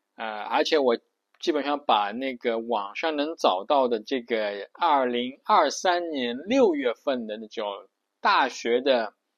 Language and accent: Chinese; China; 我们都是中国人